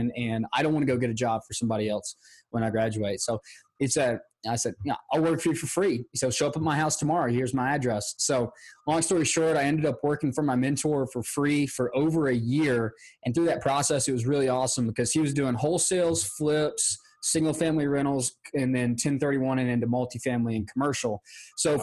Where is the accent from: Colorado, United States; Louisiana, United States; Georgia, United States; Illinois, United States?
Georgia, United States; I'm from Georgia and it gets hot here in the summer